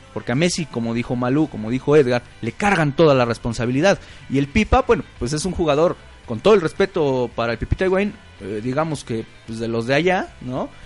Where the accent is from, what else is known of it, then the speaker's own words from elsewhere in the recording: Mexico; aquí en México no somos españoles